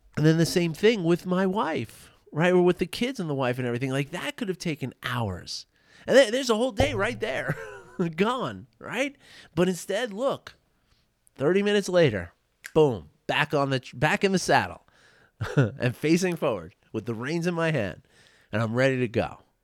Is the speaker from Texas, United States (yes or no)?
no; New York City, New York, United States; my age when I grew up in New York City